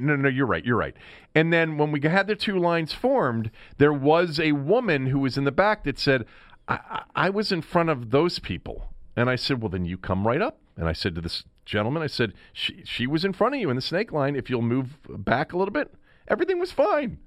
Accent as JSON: {"language": "English", "town": "Washington", "region": "District of Columbia", "country": "United States", "tie": "born or raised there", "said": "I'm from here, I'm born here, I, I've lived here my entire life"}